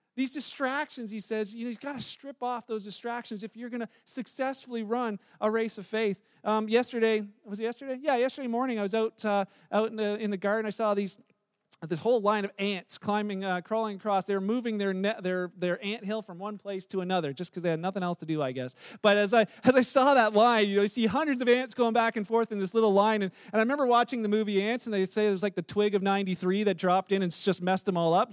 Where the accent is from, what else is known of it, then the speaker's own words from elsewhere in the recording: Canada; we're Canadian